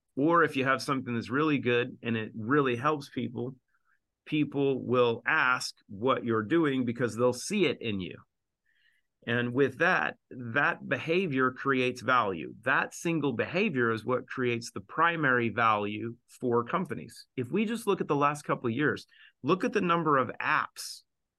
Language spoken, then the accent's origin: English; Southwest Washington, United States; also born or lived in Seattle; I grew up in Southwest Washington and lived in Seattle